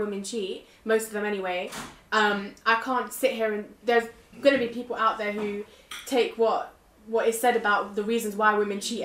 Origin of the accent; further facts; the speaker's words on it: United Kingdom; being British as well, because that's what I identify as well as being Turkish.